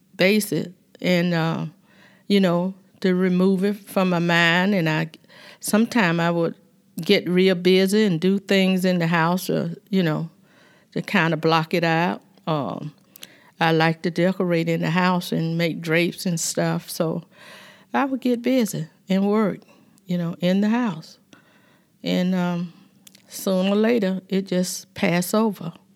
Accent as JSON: {"language": "English", "town": "Dawson", "region": "Georgia", "country": "United States", "tie": "born or raised there", "also_born_or_lived": "Cusper, Georgia", "said": "I was born in Cusper, Georgia, but my parents stayed in Dawson, Georgia"}